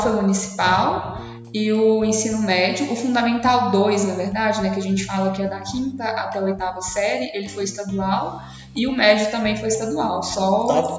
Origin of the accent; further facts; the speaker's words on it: Paracatu, Minas Gerais, Brazil; eu sou de Paracatu, fica aqui em Minas, pertinho de Uberlândia também.